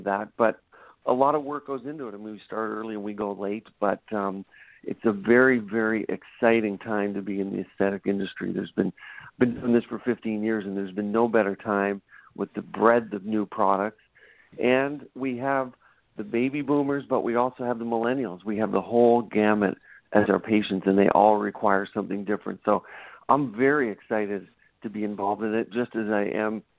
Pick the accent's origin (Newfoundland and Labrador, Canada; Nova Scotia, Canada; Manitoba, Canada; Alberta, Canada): Nova Scotia, Canada; Cape Breton Island; moved away as an adult; also born or lived in Ontario; now in Portland, United States; I was born and raised in Cape Breton Island, Nova Scotia in Canada, and grew up there.